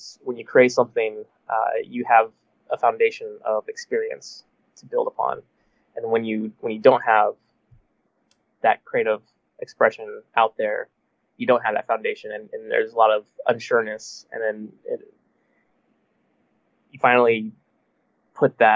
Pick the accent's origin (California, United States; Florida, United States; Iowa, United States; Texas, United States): Texas, United States; moved away; my family's in Texas and I'm from Texas